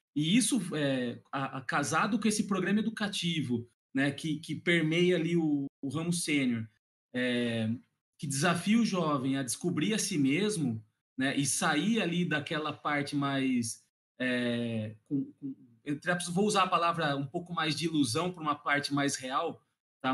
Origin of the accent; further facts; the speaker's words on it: Piracicaba, São Paulo, Brazil; sou do interior de São Paulo, da cidade de Piracicaba